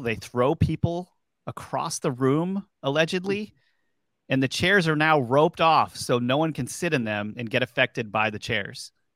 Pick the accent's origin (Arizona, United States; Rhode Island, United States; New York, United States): Rhode Island, United States; Warwick; across the pond from the Bridgewater Triangle is basically where I grew up, you know, the, the Warwick area.